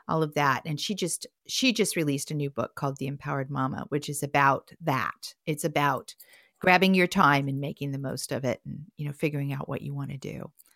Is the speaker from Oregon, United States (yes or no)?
yes; Portland, Oregon, United States; Portland, Oregon, my hometown